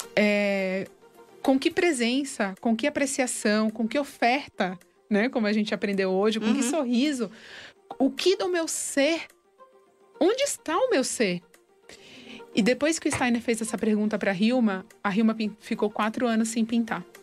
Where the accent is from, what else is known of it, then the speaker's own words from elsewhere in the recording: Brazil; also born or lived in Argentina; eu sou brasileira